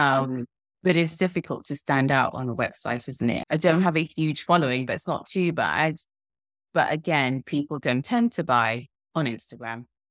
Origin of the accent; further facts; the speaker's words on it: Zimbabwe; now in United Kingdom; I grew up in Zimbabwe, and it was post-colonial